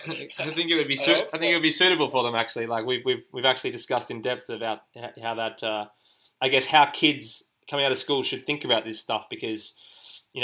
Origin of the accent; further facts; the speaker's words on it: Australia; also born or lived in Finland; myself being based and growing up in Australia